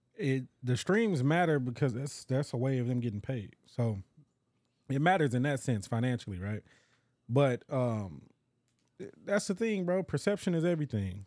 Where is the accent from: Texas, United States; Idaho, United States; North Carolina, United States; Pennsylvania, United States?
Texas, United States; Dallas; also born or lived in DeSoto, Texas; growing up in Dallas, you know, Oak Cliff. Then when we, uh, moved over to DeSoto